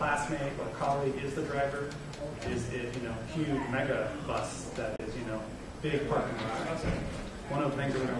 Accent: San Francisco, California, United States; I come from San Francisco where I grew up

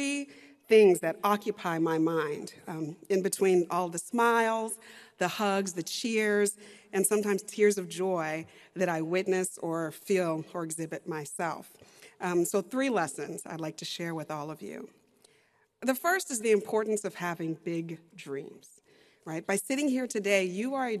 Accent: Texas, United States; I'm a lawyer, I'm a professor, and I'm from Texas

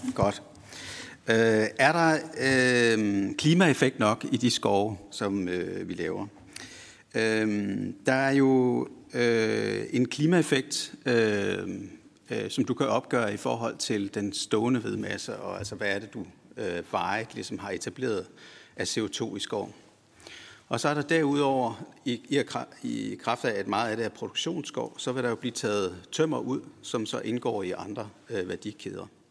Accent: West Jutland, Central Denmark Region, Denmark; jeg kommer selv fra Vestjylland

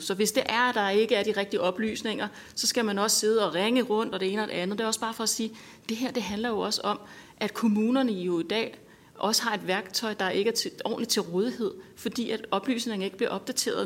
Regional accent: North Zealand, Capital Region of Denmark, Denmark; Jeg er selv fra Nordsjælland

